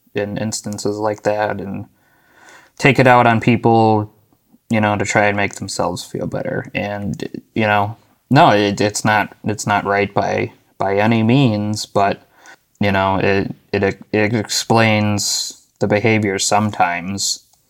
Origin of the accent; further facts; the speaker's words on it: Arizona, United States; moved away; also born or lived in Buffalo, New York / Williamsville, New York; I was born in Buffalo, New York. Um, I lived in Williamsville, and I went to elementary school in Buffalo till about the middle of third grade, I want to say, and then uh, you know my family and I moved to Arizona.